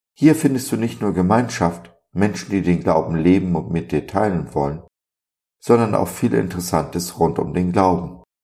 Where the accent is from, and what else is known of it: Germany